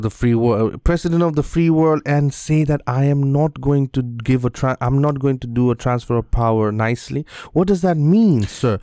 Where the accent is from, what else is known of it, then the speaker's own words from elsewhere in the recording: Bangladesh; in my country in bangladesh